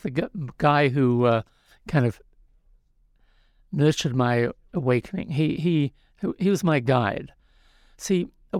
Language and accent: English; New Zealand; moved away as an adult; now in California, United States; Well, I'm from New Zealand originally.